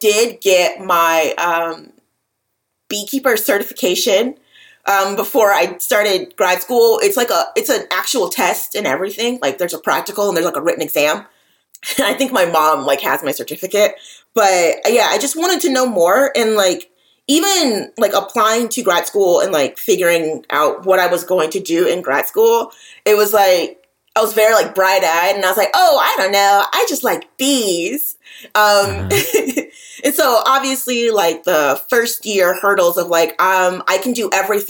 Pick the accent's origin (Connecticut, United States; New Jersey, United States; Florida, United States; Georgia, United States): Georgia, United States; Atlanta; I'm from the Atlanta metro area